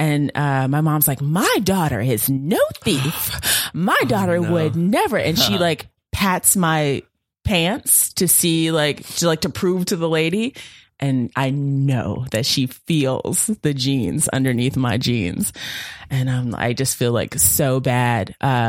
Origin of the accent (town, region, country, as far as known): Virginia, United States; born or raised there